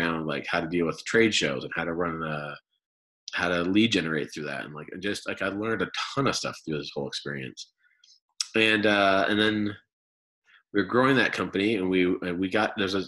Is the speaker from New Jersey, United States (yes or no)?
yes; Chicago and then New Jersey, United States; moved away as an adult; now in Utah, United States; my childhood was growing up in Chicago and then New Jersey